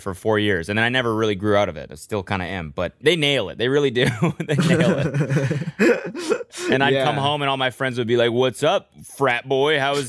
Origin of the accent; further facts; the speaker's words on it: Canada; moved away as an adult; growing up in Canada